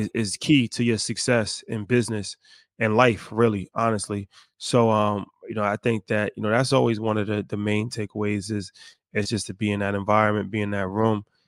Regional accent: United States; how we were raised in America

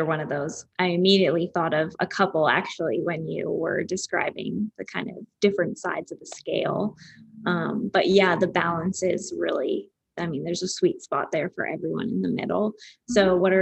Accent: Calgary, Alberta, Canada; moved away as an adult; I'm from Calgary.

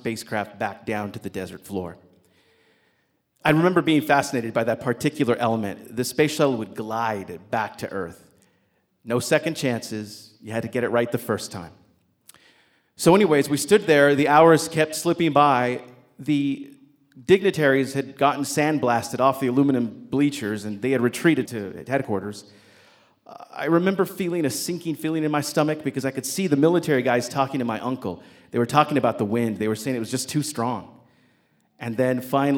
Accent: New Mexico, United States; my hometown there in New Mexico

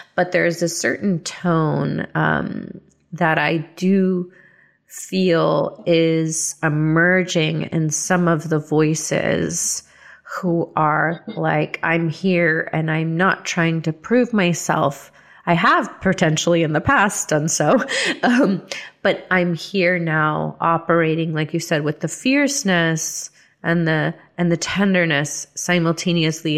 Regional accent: the South, United States; I started rejecting Christianity after growing up in the South.

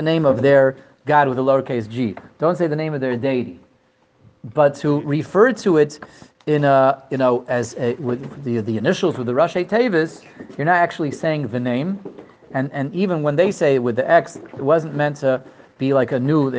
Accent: Denver, Colorado, United States; moved away; also born or lived in Israel; I grew up in Denver, Colorado, and then we spent about 20 years, spent exactly 20 years in Eretz Yisrael

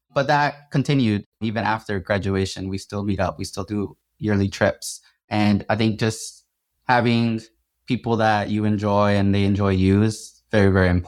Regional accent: Atlanta, Georgia, United States; now in Arizona, United States; so I'm from Atlanta originally, and all my family is still in Georgia.

